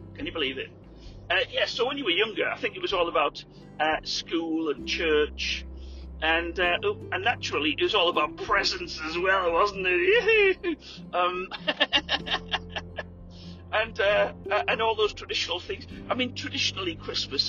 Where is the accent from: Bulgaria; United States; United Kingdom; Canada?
United Kingdom; England; moved away; we were in England